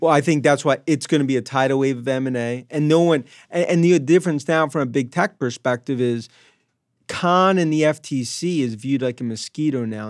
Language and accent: English; Long Island, New York, United States; I grew up in Long Island, five one six